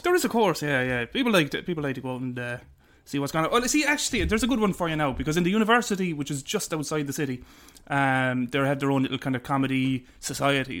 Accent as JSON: {"language": "English", "town": "Limerick", "region": "Munster", "country": "Ireland", "said": "I told him I was from Limerick"}